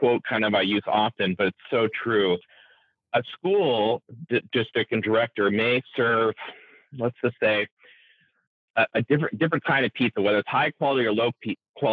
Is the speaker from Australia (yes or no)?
no; Indiana and Ohio, Midwest, United States; moved away as an adult; now in Washington, United States; growing up in Indiana and Ohio